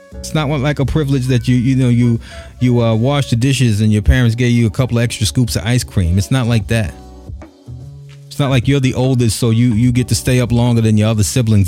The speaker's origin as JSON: {"language": "English", "town": "New York City", "region": "New York", "country": "United States", "tie": "born or raised there", "also_born_or_lived": "Bushwick, Brooklyn / Bed-Stuy, Brooklyn / Flatbush, Brooklyn", "said": "I'm born and raised here, born in Bushwick, grew up in Crown Heights and Bed-Stuy"}